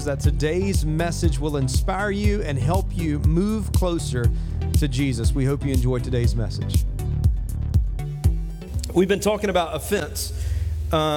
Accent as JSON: {"language": "English", "town": "Dillon", "region": "South Carolina", "country": "United States", "tie": "born or raised there", "moved": "yes", "said": "my hometown of Dillon"}